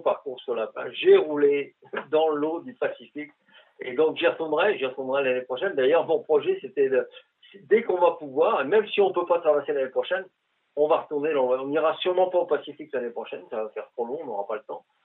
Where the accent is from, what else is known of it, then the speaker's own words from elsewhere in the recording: northern France, France; also born or lived in Quebec; now in Canada; moi qui, qui viens du nord de la France, donc dans, des régions de plaine, les plus grandes plaines de, France